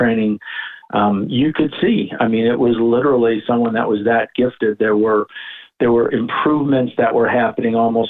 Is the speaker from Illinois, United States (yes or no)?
yes; Chicago, Illinois, United States; being a Chicagoan